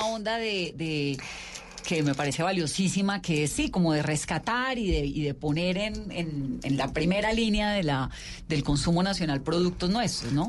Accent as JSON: {"language": "Spanish", "region": "Valle del Cauca", "country": "Colombia", "said": "yo soy vallecaucana"}